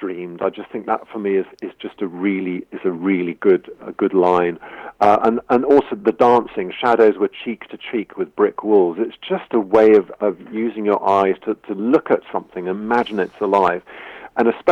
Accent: London, United Kingdom; moved away; also born or lived in Bristol; I grew up in London

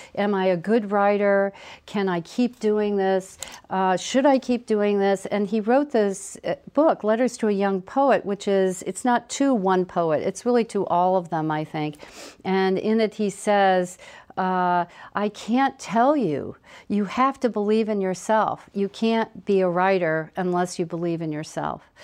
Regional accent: Dayton, Ohio, United States; also born or lived in New York / Ripley, Ohio; I grew up in Dayton and uh, part of Dayton, uh, Oakwood

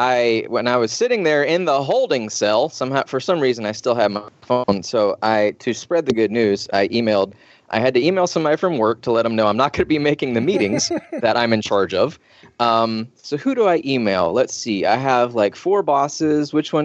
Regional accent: Georgia, United States; I'm from Georgia. That's the first thing you should know.

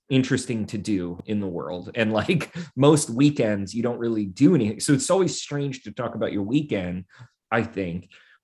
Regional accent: Pennsylvania, United States; I grew up in Pennsylvania and not near Scranton though

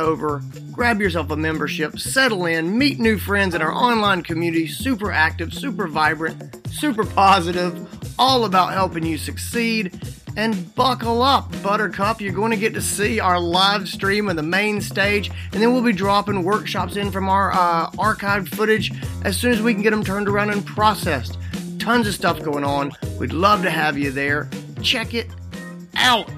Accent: Greenville, South Carolina, United States; downtown Greenville, South Carolina. It's my hometown

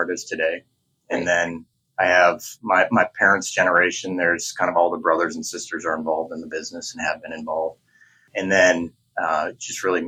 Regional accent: Green Bay, Wisconsin, United States; also born or lived in Minnesota; I grew up in the Midwest. I grew up in Green Bay, went to school in Minnesota

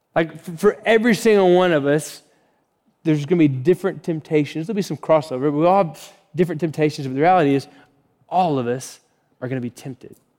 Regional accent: Florida, United States; moved away; I grew up in Florida, so kind of like Floridian language we would use

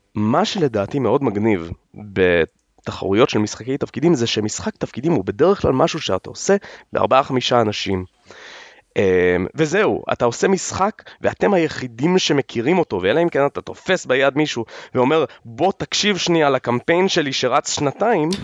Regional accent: Israel

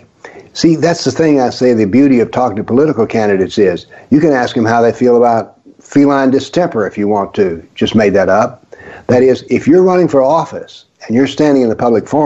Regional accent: the South, United States; born or raised there

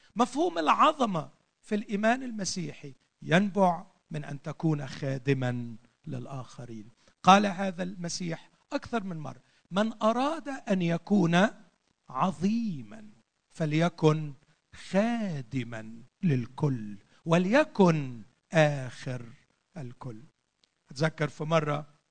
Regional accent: Egypt; عندنا في مصر

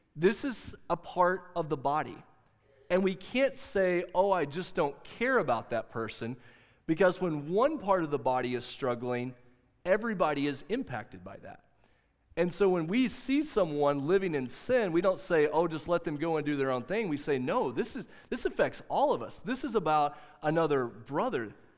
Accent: the South, United States; growing up in the South

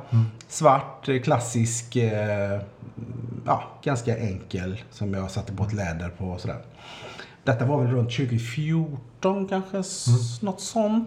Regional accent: Gothenburg, Västra Götaland, Sweden; jag är uppvuxen i, i Majna

